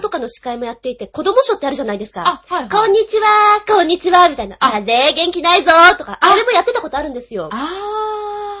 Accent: Kanto, Japan; 関東の人間で

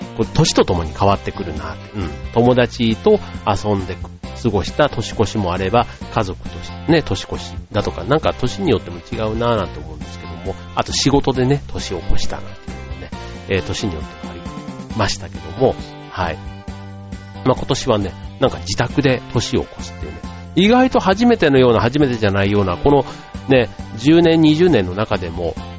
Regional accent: Osaka, Japan; moved away; 僕の実家のある大阪に帰ってしまっていて

